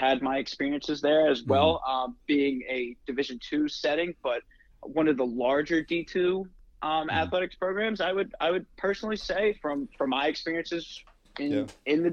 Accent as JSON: {"language": "English", "region": "New Jersey", "country": "United States", "tie": "born or raised there", "also_born_or_lived": "West Virginia", "said": "I'm originally from South Jersey, born and raised in South Jersey"}